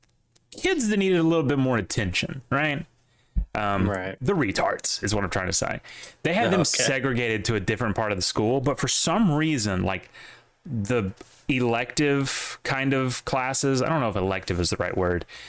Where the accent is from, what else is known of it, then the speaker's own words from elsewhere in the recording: the South, United States; growing up in the South